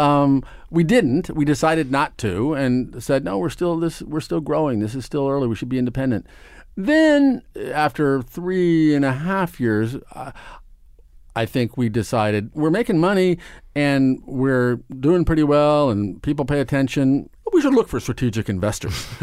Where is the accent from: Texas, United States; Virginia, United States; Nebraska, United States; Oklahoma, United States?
Nebraska, United States; Omaha; moved away as an adult; now in New York, United States; I grew up in Nebraska. I grew up in Omaha, Nebraska